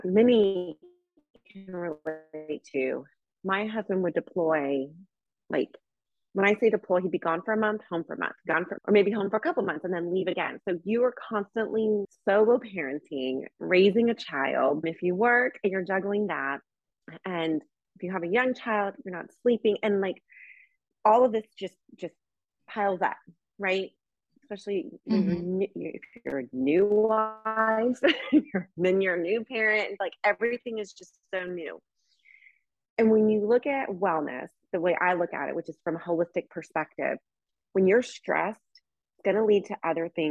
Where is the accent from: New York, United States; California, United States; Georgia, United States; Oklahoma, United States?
Oklahoma, United States; Tulsa; also born or lived in Sicily, Italy; I'm from Tulsa, Oklahoma. I'm kind of an Okie